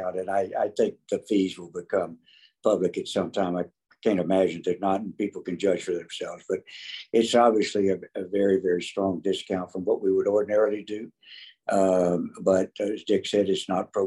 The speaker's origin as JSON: {"language": "English", "region": "North Carolina", "country": "United States", "tie": "born or raised there", "moved": "as an adult", "lives_now": "Texas, United States", "said": "I grew up in North Carolina, and we came to Texas in 72."}